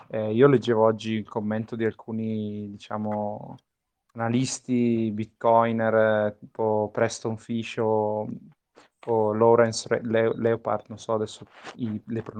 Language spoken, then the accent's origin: Italian; Bergamo, Lombardy, Italy; perché voi due bresciani, io bergamasco.